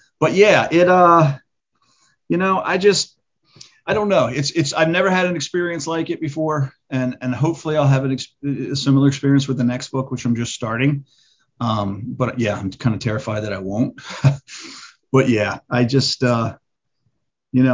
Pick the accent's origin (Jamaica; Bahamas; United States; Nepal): United States; Edgewood, Maryland; it'll always be my hometown